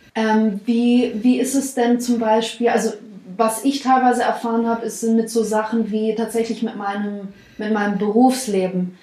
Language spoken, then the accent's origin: German; the South, Baden-Württemberg, Germany; now in Stuttgart, Germany; wir kommen ja aus dem Süden, wir wohnen in Stuttgart